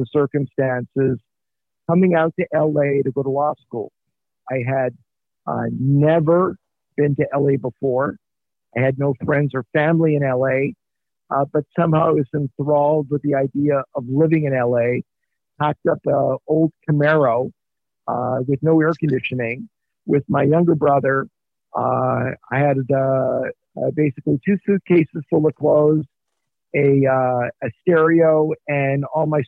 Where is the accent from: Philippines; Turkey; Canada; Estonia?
Canada; Montreal, Quebec; moved away as an adult; now in Los Angeles, United States; I was born and raised in Montreal